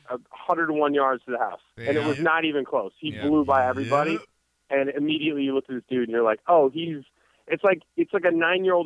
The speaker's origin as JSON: {"language": "English", "town": "Seattle", "region": "Washington", "country": "United States", "tie": "born or raised there", "moved": "as an adult", "lives_now": "Atlanta, United States", "said": "I grew up in Seattle"}